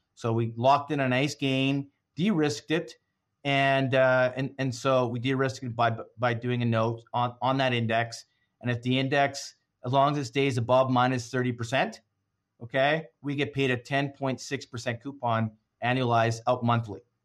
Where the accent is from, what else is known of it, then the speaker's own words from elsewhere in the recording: Canada; as a Canadian